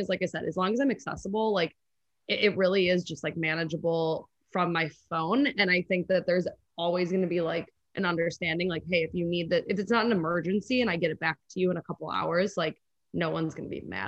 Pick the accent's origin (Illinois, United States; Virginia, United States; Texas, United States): Illinois, United States; Chicago; also born or lived in Los Angeles; I'm from Chicago. So I always like booking Chicago trips